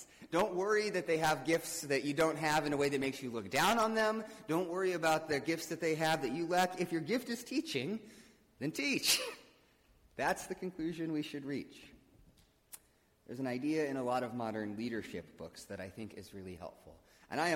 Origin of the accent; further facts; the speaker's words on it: Midwest, United States; I'm a Midwesterner